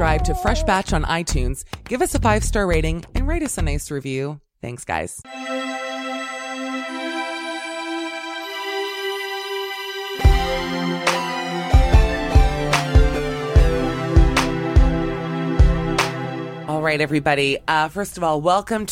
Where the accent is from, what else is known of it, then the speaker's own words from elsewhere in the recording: Miami, Florida, United States; moved away; I'm a Jew from Miami